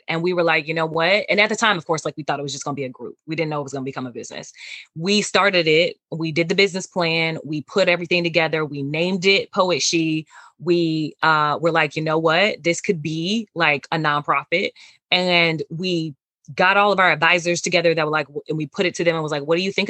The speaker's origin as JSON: {"language": "English", "town": "Gary", "region": "Indiana", "country": "United States", "tie": "born or raised there", "also_born_or_lived": "Merrillville, Indiana / Chicago, Illinois", "said": "But I was in Gary and born and raised there until my first year of high school. High school spent that in Maryville."}